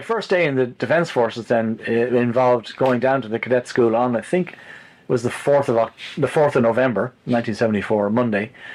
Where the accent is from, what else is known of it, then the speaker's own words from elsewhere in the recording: Malahide, Leinster, Ireland; I was also growing up in Malahide